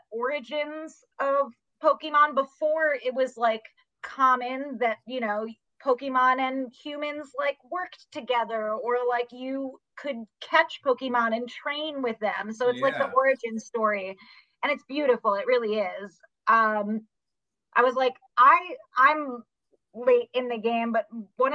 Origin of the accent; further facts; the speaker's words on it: New York, United States; I'm from New York